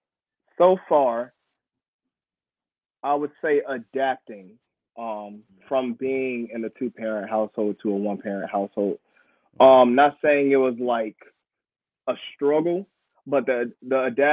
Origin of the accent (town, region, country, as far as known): Raleigh, North Carolina, United States; born or raised there; now in Durham, United States